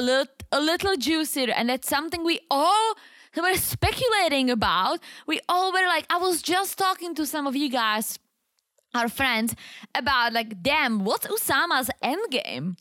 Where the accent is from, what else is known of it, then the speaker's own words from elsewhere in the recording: Czechia; English is a second language; moved away as an adult; now in United States; I'm from the Czech Republic